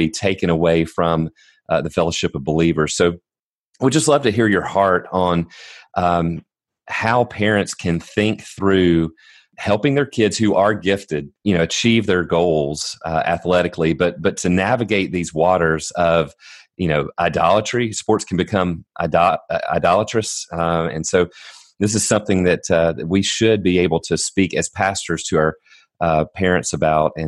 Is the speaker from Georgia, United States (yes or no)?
yes; near Atlanta, the South, Georgia, United States; I'm from near Atlanta